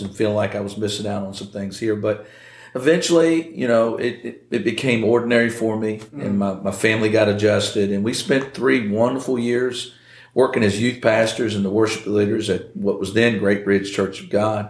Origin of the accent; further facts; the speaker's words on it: Nortonsville, Virginia, United States; I grew up in Nortonsville.